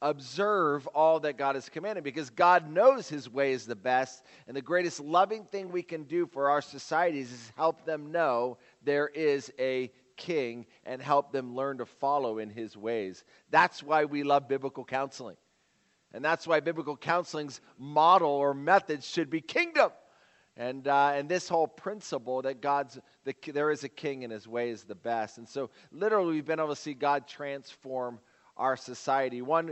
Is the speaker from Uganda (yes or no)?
yes; Uganda; when someone asked me where I was from, I would never tell them Kuba Mitwe. I tell them I'm from Entebbe, and Entebbe is like the airport, you know, and I'm from this place.